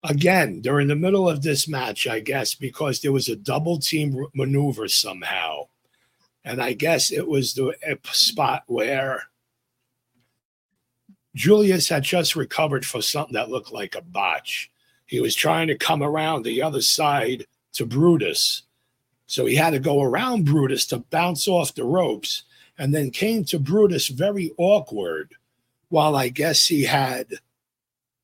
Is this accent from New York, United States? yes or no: yes; New York, United States; accent: NY; my NY accent